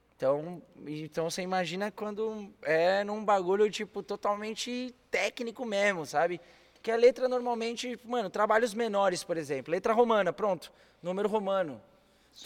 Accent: São Paulo, Brazil; moved away as an adult; also born or lived in Rio de Janeiro; Sou paulistano nato com muito orgulho, cria da Zona Norte de São Paulo.

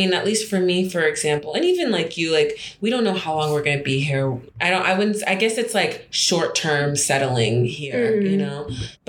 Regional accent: United States; moved away as an adult; also born or lived in Nigeria; now in Abidjan, Côte d'Ivoire; I'm Nigerian American.

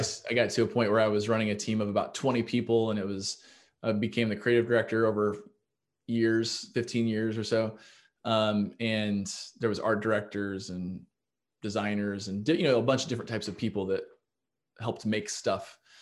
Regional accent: Kansas City, Missouri, United States; moved away as an adult; also born or lived in Iowa / Chicago; I'm from Kansas City, Missouri

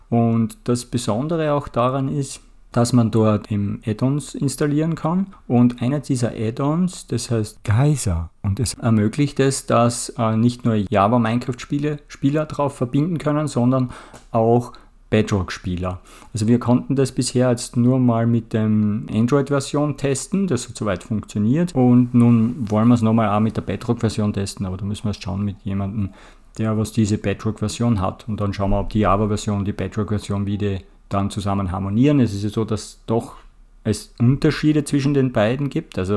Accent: Austria; Ich komme ja aus Österreich und es gibt bei uns auch oft gelevelt sozusagen

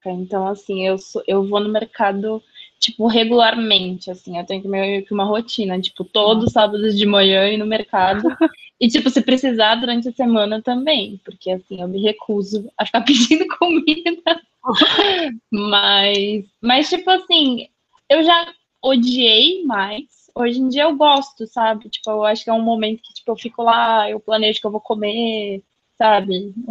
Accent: Santos, São Paulo, Brazil; now in Rio Grande do Sul, Brazil; Eu sou de Santos, mas agora eu moro no Rio Grande do Sul.

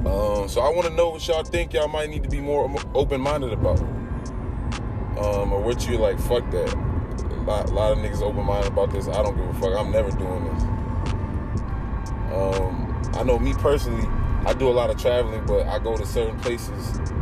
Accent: East Coast, United States; I'm from the East Coast.

